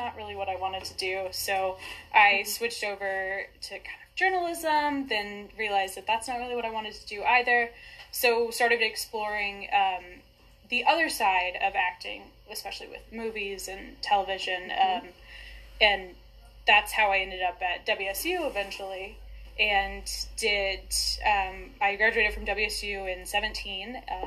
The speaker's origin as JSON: {"language": "English", "town": "Wichita", "region": "Kansas", "country": "United States", "tie": "born or raised there", "said": "born and raised in Wichita"}